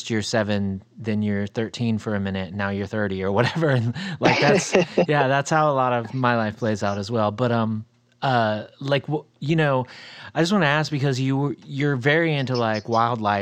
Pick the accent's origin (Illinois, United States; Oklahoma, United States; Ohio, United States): Ohio, United States; moved away; at my like earlier ages, I grew up in Ohio